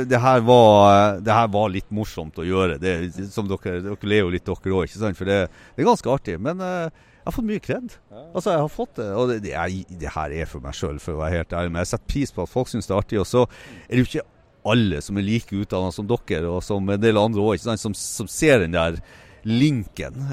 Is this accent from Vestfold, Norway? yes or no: no; Tromsø, Troms, Norway; Jeg er opprinnelig fra Tromsø, så fant jeg en delebil forlatt i Tromsø